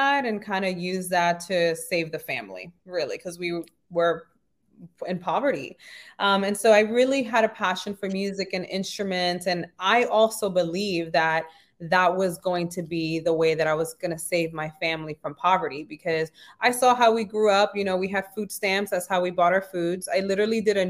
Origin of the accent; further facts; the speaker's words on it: New York City, New York, United States; I was born and raised in the Bronx, New York